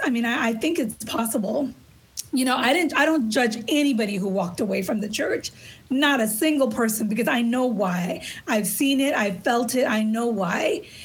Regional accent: Los Angeles, California, United States; I grew up in East LA on a regular city urban block.

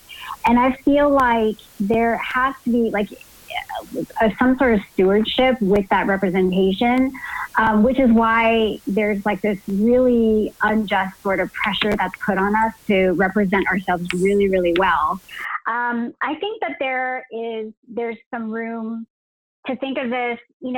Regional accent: United States; the East-West sort of bicultural nature of like us growing up in the States or living in the States

